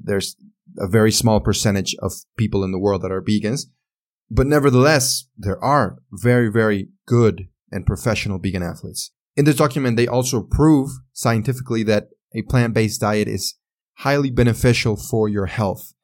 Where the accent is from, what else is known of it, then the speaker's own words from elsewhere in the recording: Mexico; accent: Mexican; English is a second language; also born or lived in San Luis Potosí, Mexico; my Mexican accent.